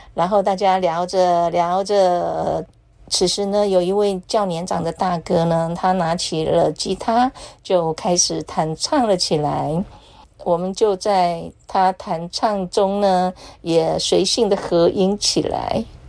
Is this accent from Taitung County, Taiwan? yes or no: yes; Taitung County, Taiwan; now in Taipei, Taiwan; 每年的除夕我大多是回台东老家陪我高龄的妈妈过节